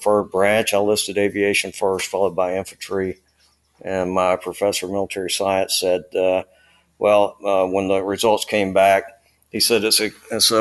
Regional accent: Birmingham, Alabama, United States; Born and raised in Birmingham, Alabama.

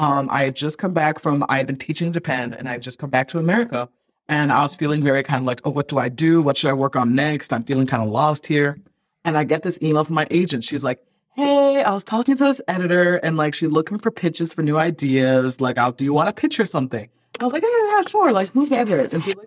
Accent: Ghana; born there; I was born in Ghana, so I have a lot of connections to the culture and the country.

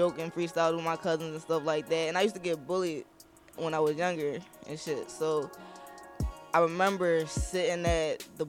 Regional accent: Philadelphia, Pennsylvania, United States; I'm from Southwest, but my school is in Germantown.

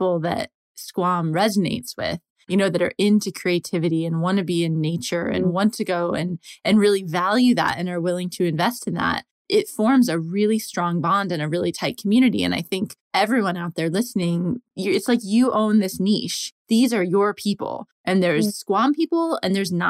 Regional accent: New Hampshire, United States; now in London, United Kingdom; I'm from New Hampshire

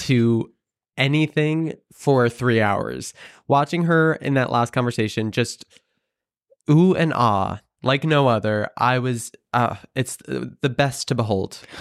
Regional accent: Hudson Valley, upstate New York, United States; now in New York City, United States; it's about an hour and a half north, uh, in the Hudson Valley

